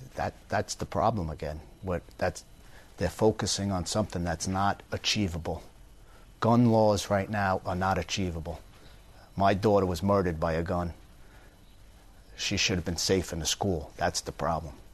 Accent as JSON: {"language": "English", "area": "Long Island", "region": "New York", "country": "United States", "tie": "born or raised there", "moved": "yes", "lives_now": "Florida, United States", "said": "I grew up in Long Island"}